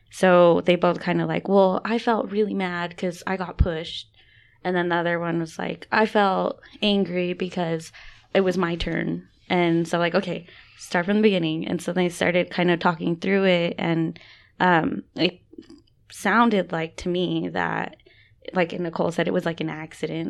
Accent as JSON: {"language": "English", "town": "West Valley City", "region": "Utah", "country": "United States", "tie": "born or raised there", "also_born_or_lived": "Arizona", "said": "I'm Dene from Denhotse, Arizona. Um, and then I grew up here in West Valley"}